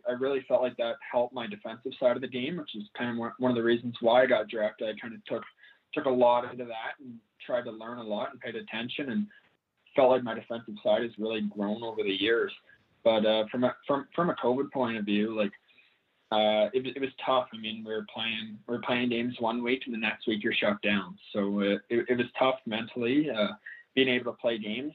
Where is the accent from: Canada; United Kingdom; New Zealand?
Canada; growing up in Canada